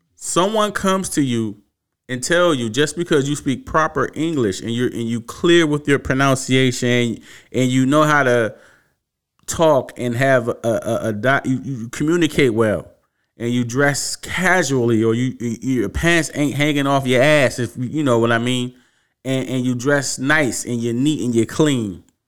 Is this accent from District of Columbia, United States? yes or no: yes; Washington, District of Columbia, United States; born and raised in Washington, D C